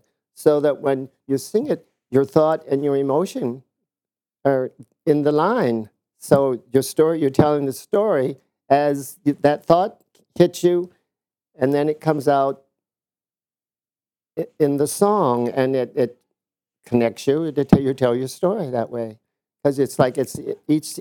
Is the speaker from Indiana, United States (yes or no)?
yes; Indiana, United States; moved away; We're from Indiana, a small town